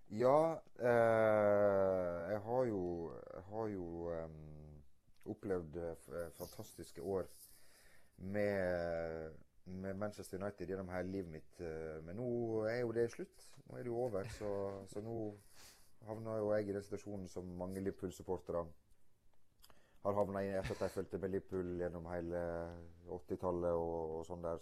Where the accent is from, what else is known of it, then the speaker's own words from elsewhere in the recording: Stryn, Vestland, Norway; Jeg kommer fra Loen i uh, Stryn